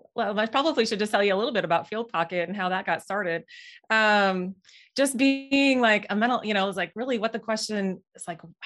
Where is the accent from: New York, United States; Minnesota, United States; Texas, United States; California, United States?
Minnesota, United States; Moorhead; moved away as an adult; now in Nebraska, United States; So originally, I'm from Moorhead, Minnesota. I came down to Nebraska to attend college at UNL.